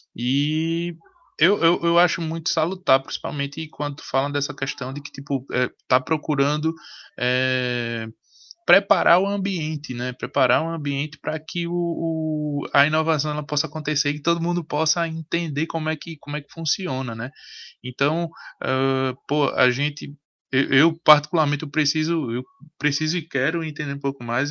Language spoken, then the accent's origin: Portuguese; Pernambuco, Brazil; nordestino, como pernambucano